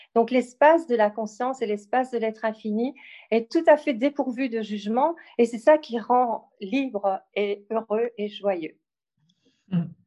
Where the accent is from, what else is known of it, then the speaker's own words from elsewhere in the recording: Belgium; also born or lived in Ardennes, Belgium; je suis belge et j'habite euh, en Belgique